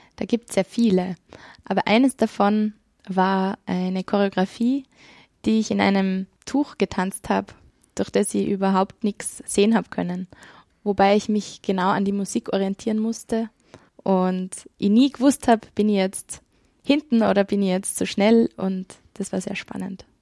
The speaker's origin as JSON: {"language": "German", "town": "Kirchdorf an der Krems", "region": "Upper Austria", "country": "Austria", "tie": "born or raised there", "also_born_or_lived": "Vienna", "moved": "as an adult", "said": "ich bin geboren in Kirchdorf an der Krems und bin aufgewachsen zwischen Wartberg und Pfarrkirchen"}